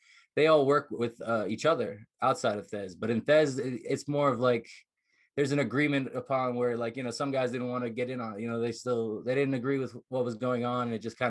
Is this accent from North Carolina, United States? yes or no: no; New Jersey, United States; now in Las Vegas, United States; I've been out here most of my life, but originally I'm from New Jersey.